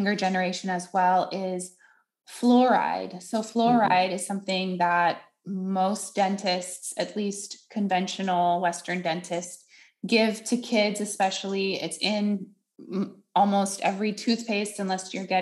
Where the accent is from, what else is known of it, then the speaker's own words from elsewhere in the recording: Netherlands; I grew up in Holland where they don't have fluoride in the water